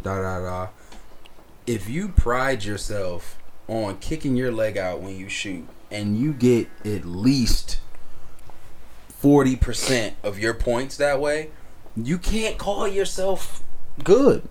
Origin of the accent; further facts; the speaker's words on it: East Coast, United States; moved away; I'm from the East Coast, so faded means drunk